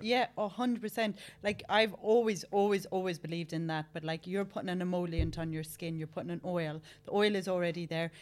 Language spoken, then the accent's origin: English; Ireland; I'm Irish.